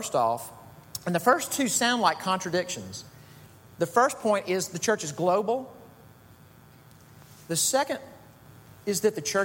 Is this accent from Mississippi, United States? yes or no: yes; Jackson, Mississippi, United States; Jackson, Mississippi, which is my hometown